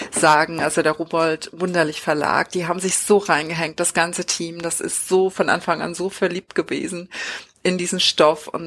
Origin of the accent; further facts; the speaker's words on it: Saxony, Germany; born there; Ich bin ja gar nicht im Norden geboren, sondern in Sachsen